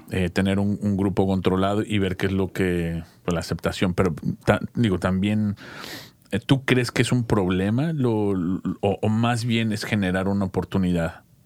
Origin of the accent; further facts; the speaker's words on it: Mexico; now in Portland, United States; como decimos en México